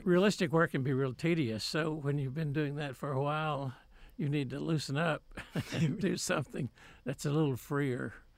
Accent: Waco, Texas, United States; also born or lived in Grand Prairie, Texas; I was born in Grand Prairie, but moved to Waco when I was, like, five or six with my parents

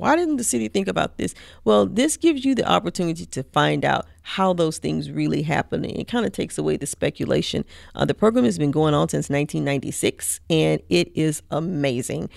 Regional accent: Mississippi, United States; now in College Station, United States; I'm originally from Mississippi, like, right on the Mississippi Louisiana border

